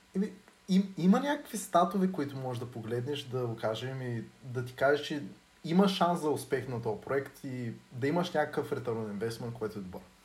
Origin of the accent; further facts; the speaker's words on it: Dobrich, Dobrich Province, Bulgaria; и двамата сме от Добрич